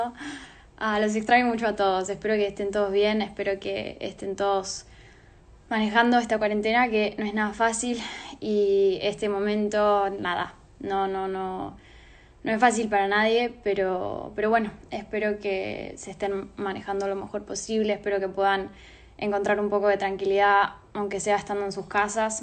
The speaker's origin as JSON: {"language": "Spanish", "region": "Neuquén", "country": "Argentina", "moved": "yes", "lives_now": "Fort Lauderdale, United States", "said": "yo soy de Neuquén, soy una de las colaboradoras de Nuestra Dada. En este momento estoy viviendo en Estados Unidos, en Fort Lauderdale"}